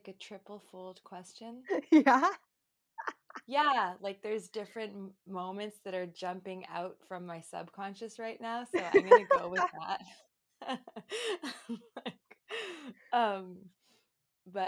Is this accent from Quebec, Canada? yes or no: no; Toronto, Ontario, Canada; I was born and raised in Toronto, Canada, in the East End